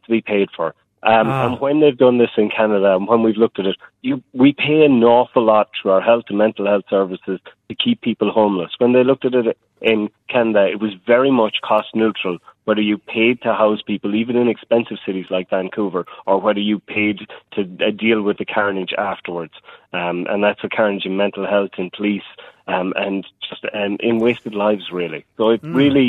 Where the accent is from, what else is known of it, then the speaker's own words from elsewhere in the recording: Ireland; now in New Zealand; I'm from Ireland